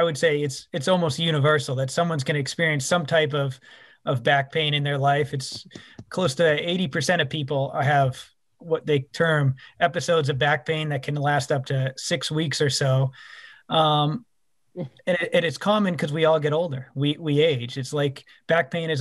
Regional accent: Boston, Massachusetts, United States; moved away as an adult; also born or lived in Chicago, Illinois / Texas; now in Knoxville, United States; I'm originally from Boston, Massachusetts.

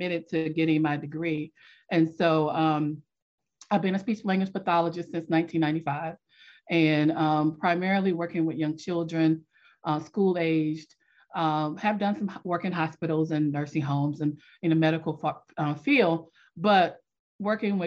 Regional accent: Selma, North Carolina, United States; also born or lived in Washington, D.C.; after a few months of being born in Washington, D.C., my family moved to Selma, North Carolina, and that's where I was raised

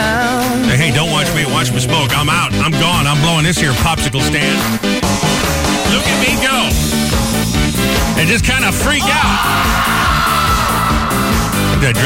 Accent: New England, United States; moved away; also born or lived in Michigan; I grew up in New England

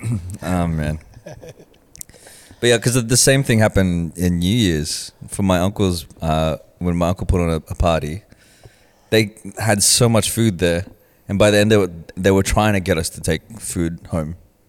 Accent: Philippines; Like when you go to a party, as a Filipino, you want to eat as much food as possible because it's respectful to the host.

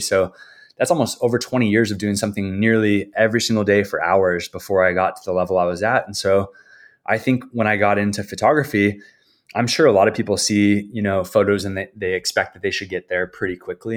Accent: San Diego, California, United States; now in San Clemente, United States; I grew up in San Diego

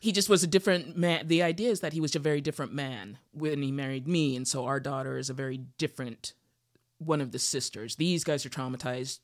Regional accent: Utah, United States; now in Los Angeles, United States; I grew up in Utah

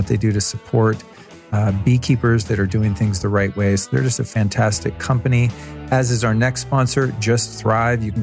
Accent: California, United States; I'm from California

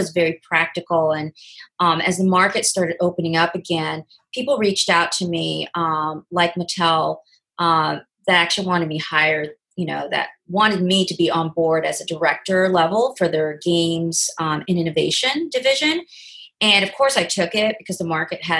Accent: Oregon, United States; moved away as an adult; also born or lived in Southern California; now in Los Angeles, United States; I'm from the West Coast, originally from Oregon, and moved down to Southern California to go to college

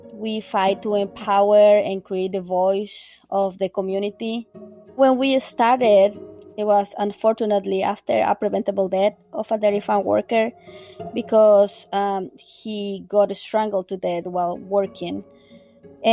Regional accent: Bolivia; moved away as an adult; now in Vermont, United States; I'm originally from Bolivia

